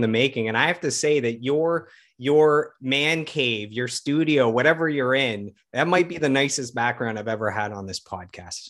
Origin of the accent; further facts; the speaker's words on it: Ottawa, Ontario, Canada; my hometown of Ottawa